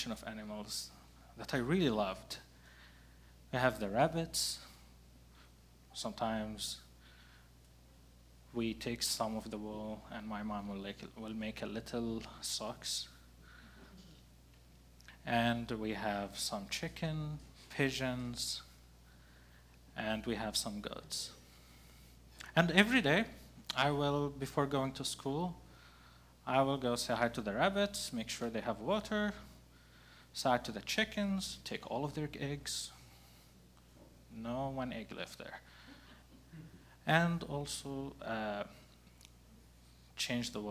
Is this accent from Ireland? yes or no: no; Gaza, Gaza Strip, Palestine; moved away as an adult; now in Portland, United States; growing up in Gaza, in a sort of way, defined who I am